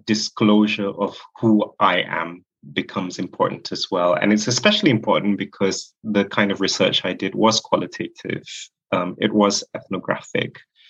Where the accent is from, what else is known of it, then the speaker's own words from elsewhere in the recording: Malaysia; moved away as an adult; now in United Kingdom; I identify as gay and Muslim myself, and I was born and raised in Malaysia, and I have moved to the UK.